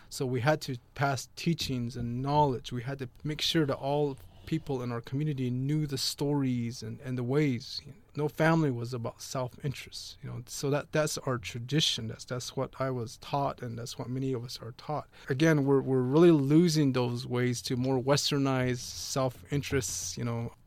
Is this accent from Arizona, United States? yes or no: yes; Big Mountain, Navajo land, Arizona, United States; I was raised by my great-grandparents, um, in the, our real traditional way. The place is called Big Mountain.